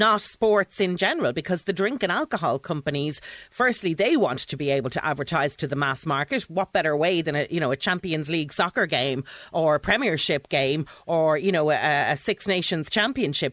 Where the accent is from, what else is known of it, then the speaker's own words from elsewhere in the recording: Dublin, Leinster, Ireland; I've born and bred in Dublin